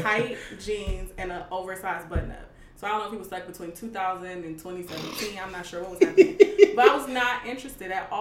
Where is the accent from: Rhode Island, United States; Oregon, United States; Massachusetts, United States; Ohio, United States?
Ohio, United States; Cleveland; moved away as an adult; also born or lived in Washington, D.C. / Pittsburgh; now in Los Angeles, United States; I'm from Cleveland, Ohio. I went to undergrad in D.C., so I lived there for 4 years. I did a post-bac fellowship in Pittsburgh, so I lived there for 1 year